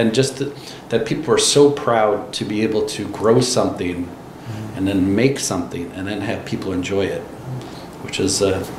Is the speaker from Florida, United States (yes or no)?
yes; Florida, United States; now in Oregon, United States; I grew up in Florida, so there's not the wine culture that it is out here.